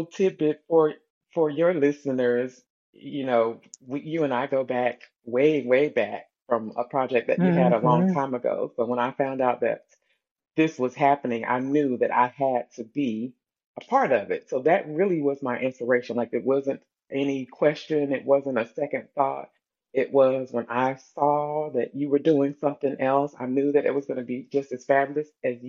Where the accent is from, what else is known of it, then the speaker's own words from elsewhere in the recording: Bluefield, West Virginia, United States; now in North Carolina, United States; I am originally from Bluefield, West Virginia, but I currently reside in North Carolina